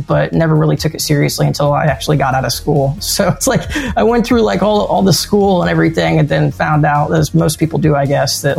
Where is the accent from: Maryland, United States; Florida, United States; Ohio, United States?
Florida, United States; I grew up in Florida when I was in high school